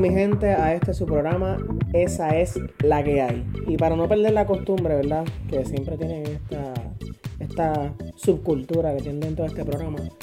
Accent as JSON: {"language": "Spanish", "country": "Puerto Rico", "said": "como puertorriqueño"}